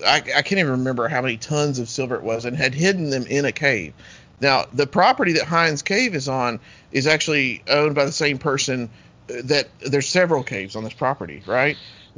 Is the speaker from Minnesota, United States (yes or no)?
no; Big South Fork, near Oneida, Tennessee, United States; I grew up in the Big South Fork, which is like 30 miles south of Somerset, like above Oneida, Tennessee.